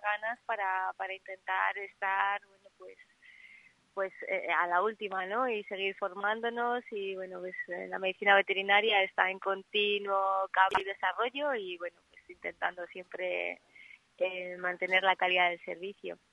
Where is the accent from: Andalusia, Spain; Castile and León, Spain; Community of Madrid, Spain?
Castile and León, Spain; Valladolid; moved away as an adult; now in Carbajosa de la Sagrada, Spain; Yo soy de Valladolid